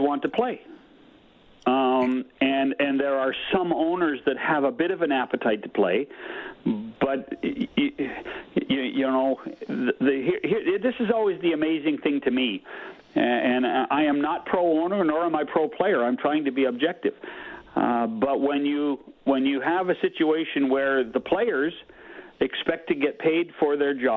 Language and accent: English; Canada; as a Canadian